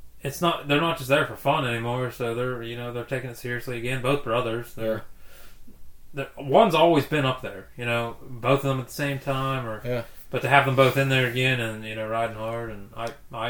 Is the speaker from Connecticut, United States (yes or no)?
no; Pennsylvania, United States; moved away; Where I'm from, shout out to all my Pennsylvania people